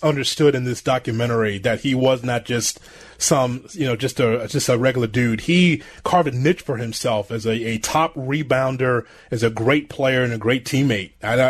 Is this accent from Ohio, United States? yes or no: no; Chicago, Illinois, United States; As a Chicagoan and a Bulls fan